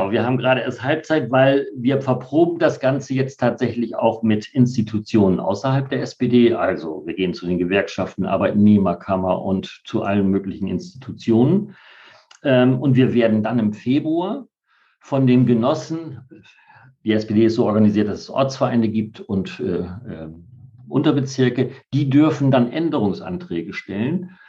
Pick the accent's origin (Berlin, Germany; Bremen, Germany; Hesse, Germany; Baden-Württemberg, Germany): Bremen, Germany; was macht für dich Bremen aus? Also altmodischer Begriff, das ist meine Heimat tatsächlich. Mhm. Ich fühle mich total wohl hier.